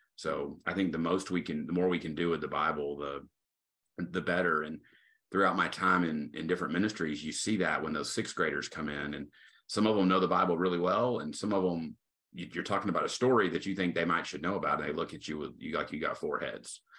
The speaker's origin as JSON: {"language": "English", "town": "Tyler", "region": "Texas", "country": "United States", "tie": "born or raised there", "said": "I'm originally from Tyler, Texas, so I'm serving back home. Uh, grew up here"}